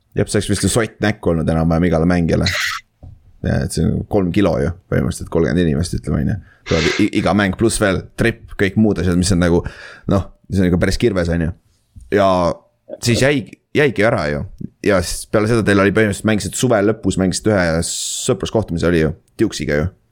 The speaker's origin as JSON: {"language": "Estonian", "region": "Saare County", "country": "Estonia", "moved": "yes", "said": "ma olen ise saarlane"}